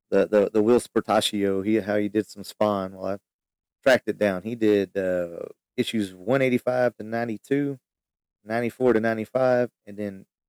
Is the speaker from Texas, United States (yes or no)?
yes; near Houston, Texas, United States; I grew up in near Houston.